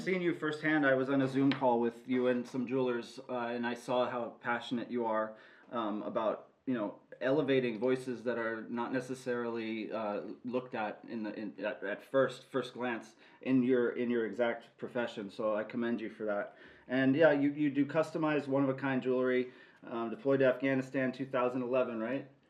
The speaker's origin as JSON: {"language": "English", "town": "Los Angeles", "region": "California", "country": "United States", "said": "I'm from Los Angeles as well"}